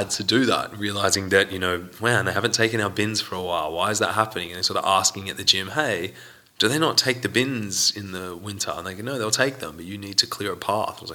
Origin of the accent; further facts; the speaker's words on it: Sydney, New South Wales, Australia; now in Iceland; Sydney? Sydney? You're yeah.